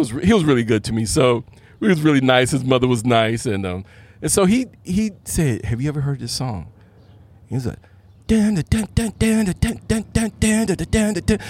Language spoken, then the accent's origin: English; Clinton, Maryland, United States; also born or lived in Washington, D.C.; now in San Diego, United States; I'm from Washington, D.C., raised and born. Parents moved to Clinton, Maryland. That's where I did the rest of my learning as being a child and going to school.